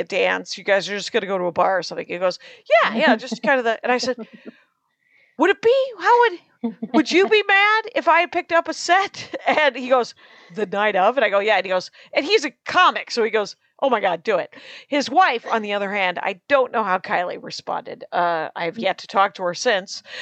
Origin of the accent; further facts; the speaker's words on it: Wisconsin, United States; moved away; my home state of Wisconsin